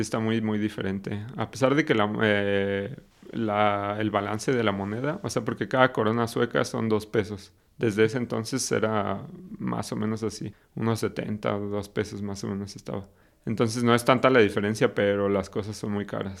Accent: Mexico City, Mexico; moved away as an adult; also born or lived in Querétaro / Guadalajara / Sweden; soy de la Ciudad de México

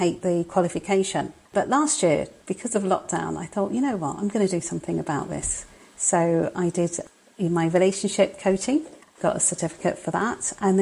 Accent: London, United Kingdom; now in Crewe, United Kingdom; I was born in London. I'm a Londoner originally, but I'm up north at the moment

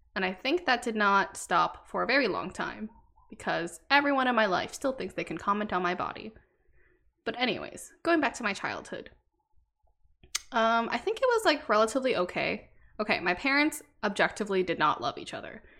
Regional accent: Canada; I was born in Canada to two immigrant Vietnamese parents.

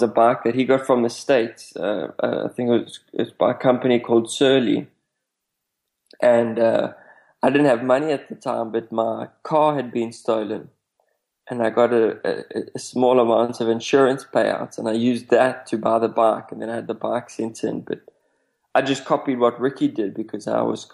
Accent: South Africa; I come from South Africa

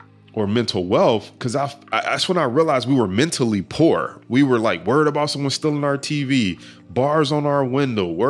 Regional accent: Detroit, Michigan, United States; growing up in Detroit, like, we're in the hood.

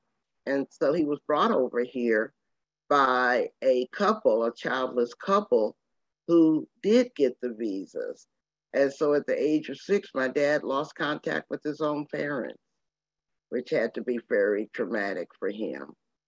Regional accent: Temple, Texas, United States; born there; I was born in Temple, Texas as a result. And so I feel very rural, very Southern, but also very Jamaican.

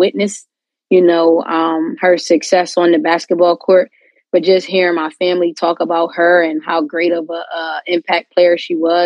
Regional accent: Yorktown, Virginia, United States; moved away; also born or lived in Delaware; I'm born and raised in Yorktown, Virginia

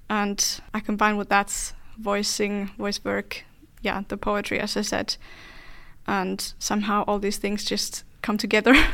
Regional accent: Finland; And I am from Finland

